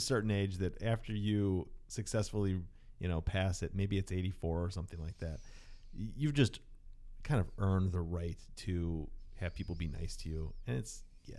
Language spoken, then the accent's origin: English; St. Louis, Missouri, United States; I grew up in St. Louis